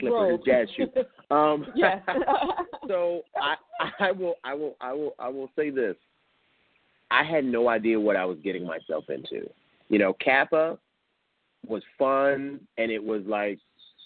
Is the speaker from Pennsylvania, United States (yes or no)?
yes; Philadelphia, Pennsylvania, United States; moved away; I'm from West Philly.